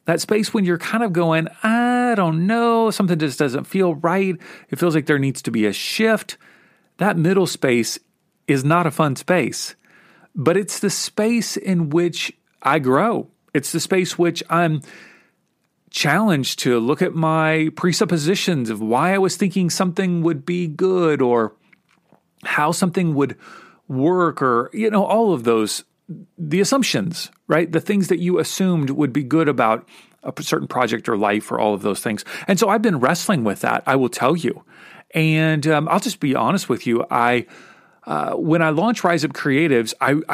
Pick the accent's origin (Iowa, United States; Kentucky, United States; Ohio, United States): Kentucky, United States; where I grew up in Kentucky